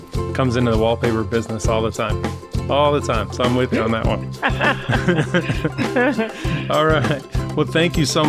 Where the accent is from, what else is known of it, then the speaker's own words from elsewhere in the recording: Nebraska, United States; I'm from Nebraska.